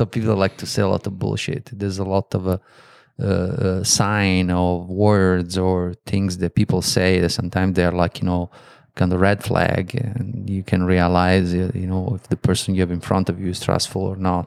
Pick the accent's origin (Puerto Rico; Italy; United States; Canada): Italy; moved away; I'm from Italy